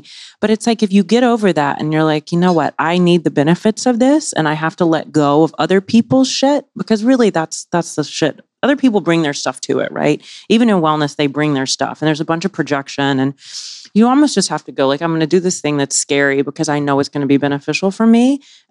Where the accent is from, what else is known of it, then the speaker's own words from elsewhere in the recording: the South, United States; And like growing up in the South, right? Small town, et cetera.